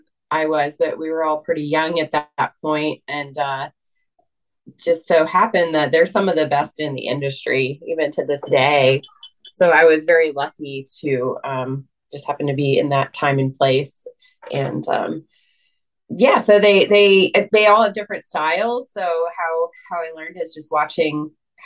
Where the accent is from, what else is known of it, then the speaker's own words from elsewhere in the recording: Loveland, Ohio, United States; also born or lived in upstate New York; now in McDermott, United States; I was born in upstate New York, but I grew up outside of Cincinnati in Loveland, Ohio